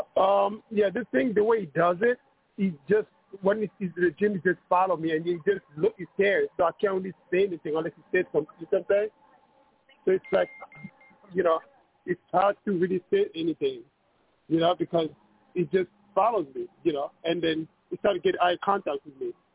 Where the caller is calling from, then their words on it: New York, United States; I'm calling from New York